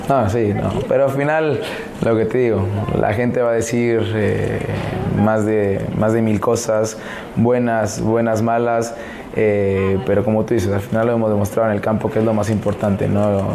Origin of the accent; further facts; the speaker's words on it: Mexico; now in United States; Siendo mexicano